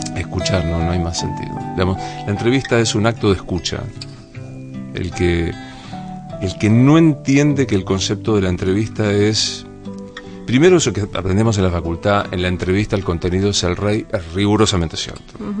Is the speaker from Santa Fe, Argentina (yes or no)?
yes; Rosario, Santa Fe, Argentina; moved away; yo soy un gringo laburante que viene de la ciudad de Rosario